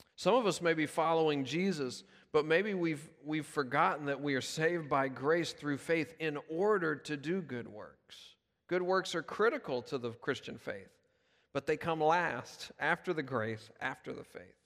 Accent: Memphis, Tennessee, United States; now in Davidson, United States; we live here, but I'm originally from Memphis

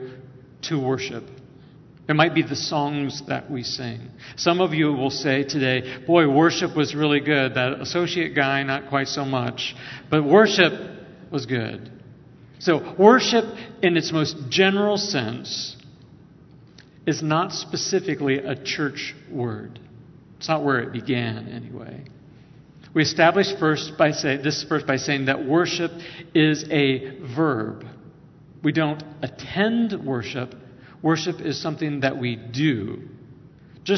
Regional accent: Northwest Ohio, United States; I grew up in Northwest Ohio

